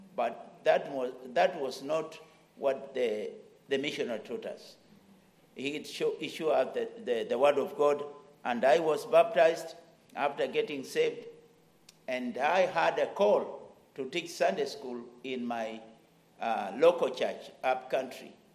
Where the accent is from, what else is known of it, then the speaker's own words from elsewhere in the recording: Kenya; my land, Kenya